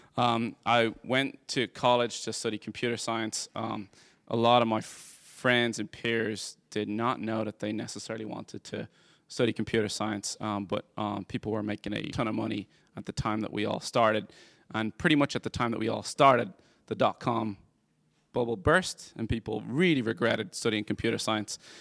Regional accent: Dublin, Leinster, Ireland; moved away as an adult; now in United States; I grew up in Dublin, Ireland. I moved here two thousand and eleven

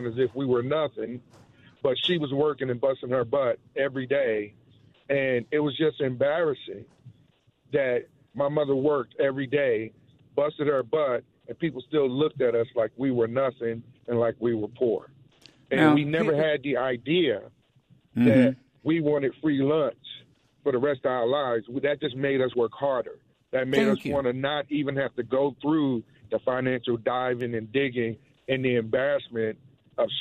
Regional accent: North New Jersey, United States; now in Georgia, United States; I'm from New Jersey, born and raised in North New Jersey

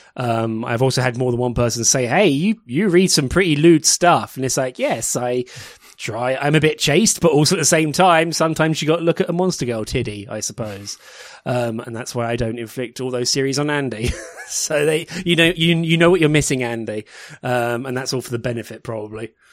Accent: United Kingdom; as a British person

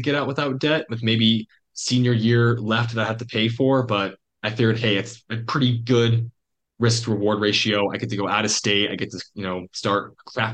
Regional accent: Eastern Iowa, United States; moved away; also born or lived in Washington, D.C. / Montana; growing up in Iowa, I was in the Quad Cities, and that's like Eastern Iowa

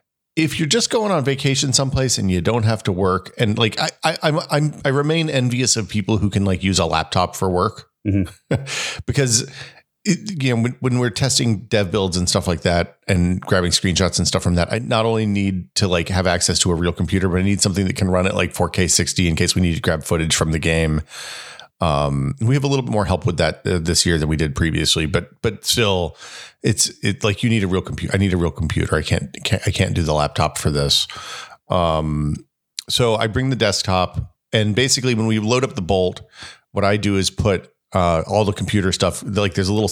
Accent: Hickory Tree, Tennessee, United States; born there; Well, my parents bought this place before I was born in Hickory Tree because they were realtors then

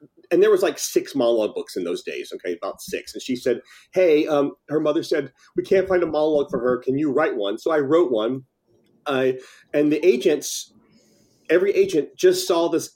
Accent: Tennessee, United States; moved away as an adult; also born or lived in Nashville / Los Angeles; I'm from Tennessee

